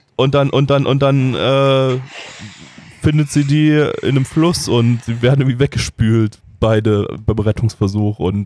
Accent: Germany; wir sind Deutsche

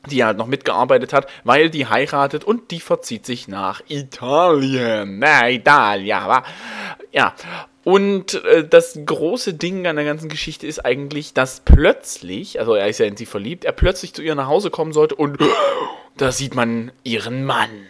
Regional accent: Saxony, Germany; als Sachse kannst du bisschen nicht ordentlich aussprechen.

